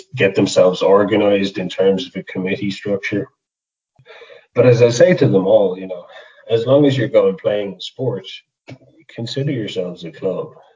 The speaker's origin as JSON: {"language": "English", "town": "Limerick", "region": "Munster", "country": "Ireland", "moved": "yes", "lives_now": "Carlow, Ireland", "said": "I'm originally from Limerick, but yeah, Carlow's home, Carlow Wicklow border."}